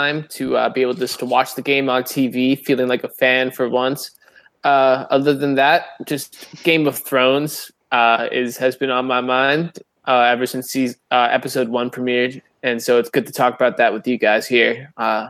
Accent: Northeast, United States; I'm from the Northeast, where we don't give a fuck about college sports.

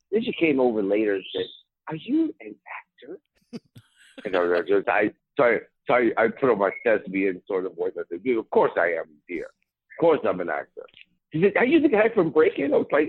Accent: Chicago, Illinois, United States; I said, I'm from Chicago.

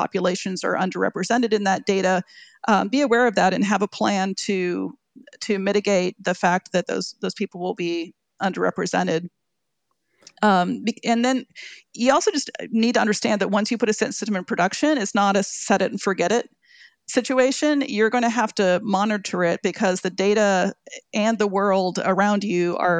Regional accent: Oakland, California, United States; growing up by Lake Merritt was beautiful. It was exciting. It was diverse. It was vibrant.

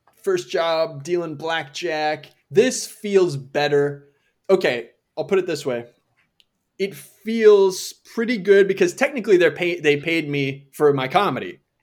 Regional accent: Ramsey, Minnesota, United States; moved away; also born or lived in Elk River, Minnesota; I actually grew up in a little town outside of that little town

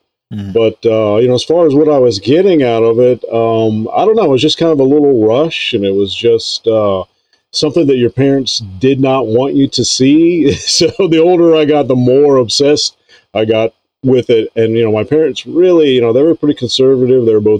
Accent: Lake Worth, Florida, United States; moved away; I was born in, Lake Worth, Florida. Okay. And, grew up there and, that's where pretty much I stayed the first 30 years of my adult life down in Florida.

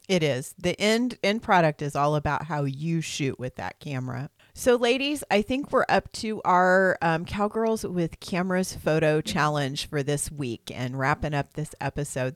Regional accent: Missouri, United States; I'm from Missouri. That's got an R in it when you live here.

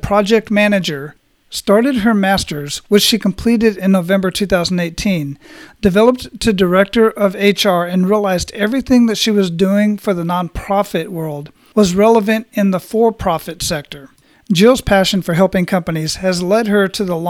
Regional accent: Phoenix, Arizona, United States; moved away as an adult; I was born and raised in Phoenix and left there when I was 20 to join the military

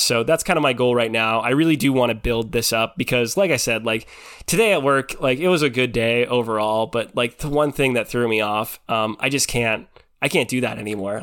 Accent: Pacific Northwest, United States; I grew up in the Pacific Northwest

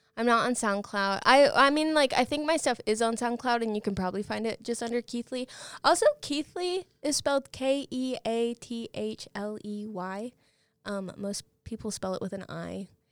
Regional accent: Guthrie, Oklahoma, United States; I grew up in Guthrie

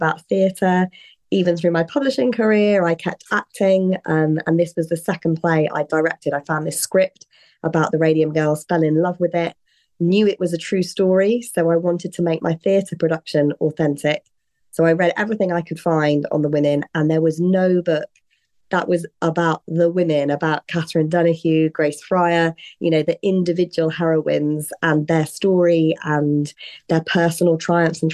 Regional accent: United Kingdom; also born or lived in London; I am British. That's where I was born, where I grew up, and still where I'm living and working

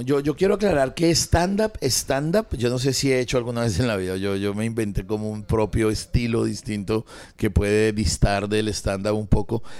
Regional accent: Bogotá, Colombia; mi hermana y yo somos bogotanos eh, y toda la vida vivimos en Bogotá

